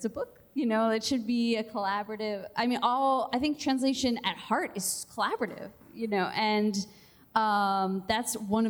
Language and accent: English; United States; I'm American and I'm in an American context